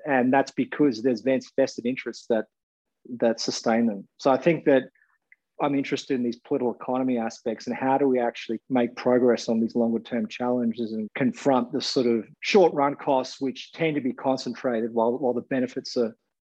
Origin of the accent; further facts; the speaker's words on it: Gold Coast, Queensland, Australia; I grew up on the Gold Coast